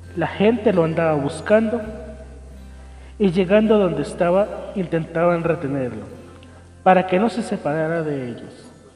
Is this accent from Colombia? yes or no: yes; Colombia; nosotros como colombianos